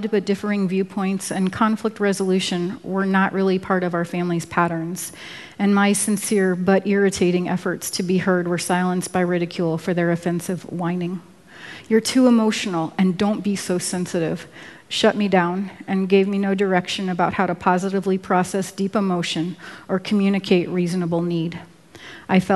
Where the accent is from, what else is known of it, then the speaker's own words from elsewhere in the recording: Washington, District of Columbia, United States; moved away as an adult; also born or lived in Virginia / Oregon; I was born in Washington, D.C.